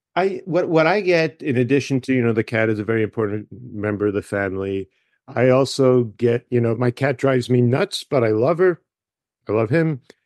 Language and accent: English; Michigan, United States; I'm from Michigan." And I went to Michigan State